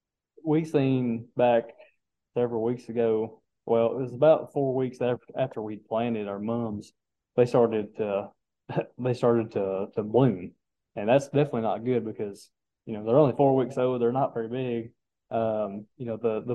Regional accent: Metcalfe County, Kentucky, United States; I'm originally from Metcalf County

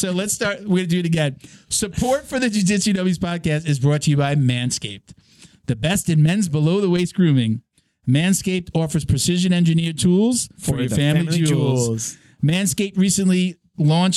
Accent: Long Island, New York, United States; moved away; I grew up on Long Island

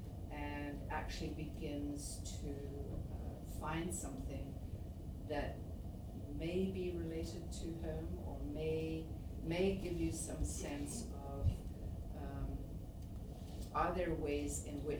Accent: Zimbabwe; also born or lived in Malawi; now in Toronto, Canada; Shona, which is one of the languages of Zimbabwe, where I spent much of my life before I moved here.

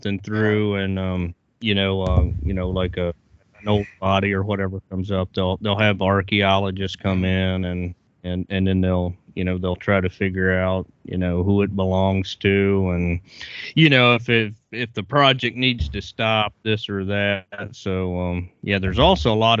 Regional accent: Virginia, United States; my home state of Virginia

